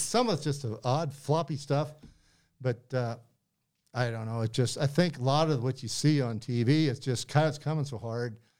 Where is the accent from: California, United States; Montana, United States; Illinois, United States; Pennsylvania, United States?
Montana, United States; Butte; I grew up in Butte